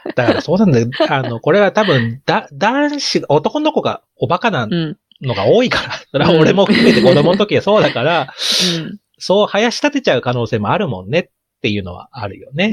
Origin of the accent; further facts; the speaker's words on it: Chiba, Japan; 僕千葉出身ですから